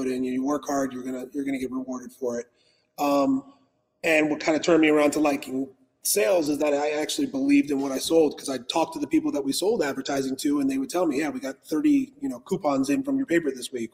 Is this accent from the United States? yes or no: yes; Coral Springs, Florida, United States; also born or lived in California / Parkland, Florida / Boca Raton, Florida / Delray Beach, Florida; Originally from California, but just as a baby. So my family was out there, moved out to Florida when I was 6 months old. And I've been in Coral Springs actually since I was a baby.